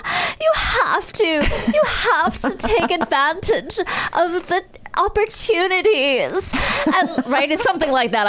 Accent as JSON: {"language": "English", "town": "Los Angeles", "region": "California", "country": "United States", "tie": "born or raised there", "said": "I grew up in Los Angeles."}